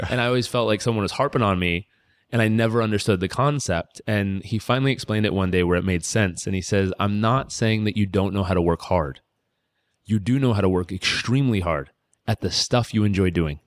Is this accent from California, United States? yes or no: yes; California, United States; moved away as an adult; I was a kid from California